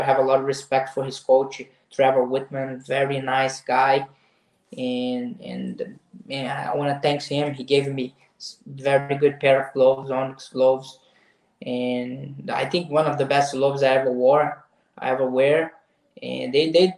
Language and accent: English; Nova Friburgo, Rio de Janeiro, Brazil; English is a second language; now in United States; I'm 2 hours from Rio de Janeiro city. I'm from Nova Friburgo in the mountains, the same town Edson Barbosa is from. And I grew up there